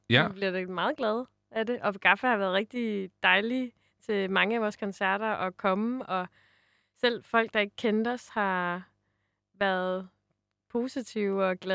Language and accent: Danish; Jutland, Denmark; Vi er jo også jyder jo.